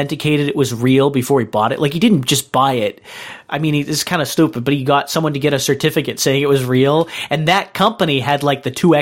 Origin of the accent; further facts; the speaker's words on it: New Hampshire, United States; The schools in the town where I grew up in New Hampshire